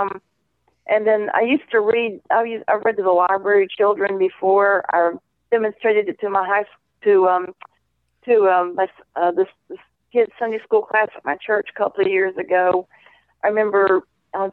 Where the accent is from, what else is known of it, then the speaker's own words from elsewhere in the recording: Savannah, Georgia, United States; now in Homewood, United States; from Savannah, Georgia